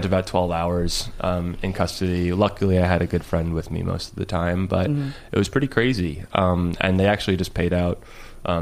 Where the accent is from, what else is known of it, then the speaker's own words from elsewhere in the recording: Lindenhurst, New York, United States; growing up in Long Island in a very white town